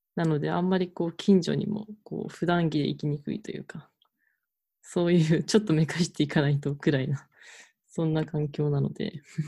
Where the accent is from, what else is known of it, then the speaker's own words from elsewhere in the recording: Tokyo, Japan; 私が生まれ育ったこうお寺は、まあ、都会にある